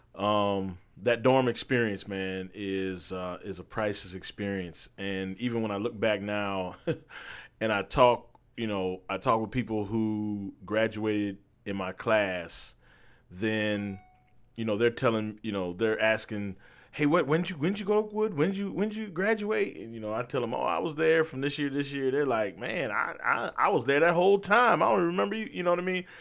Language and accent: English; Berrien Springs, Michigan, United States; moved away; also born or lived in Huntsville, Alabama; I went to a school called Andrews University, which was located in my hometown.